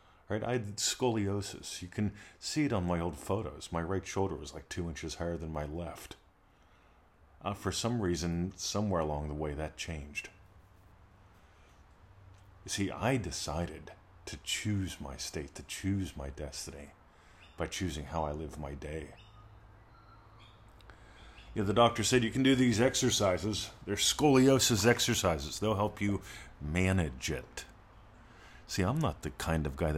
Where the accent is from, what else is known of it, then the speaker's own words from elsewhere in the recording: United States; now in Australia; I love that I got to grow up in America